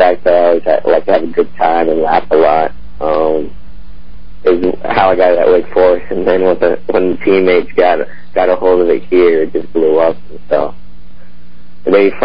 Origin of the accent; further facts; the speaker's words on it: Colorado Springs, Colorado, United States; moved away; played on my club team growing up in Colorado Springs